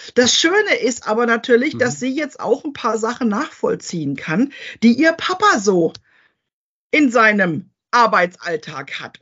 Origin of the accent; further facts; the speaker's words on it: Rhineland-Palatinate, Germany; bei uns in der Pfalz